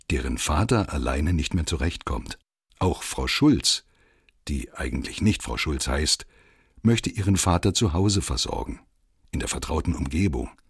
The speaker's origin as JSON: {"language": "German", "country": "Poland", "tie": "born or raised there", "moved": "yes", "said": "Ich wurde als kleines Kind in Polen zurückgelassen"}